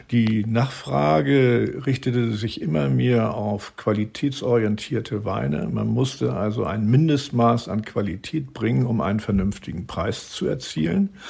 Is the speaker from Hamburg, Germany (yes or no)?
yes; Hamburg, Germany; now in France; Also, ich bin ein waschechter Hamburger und bin schon vor 40 Jahren ins Roussillon gekommen.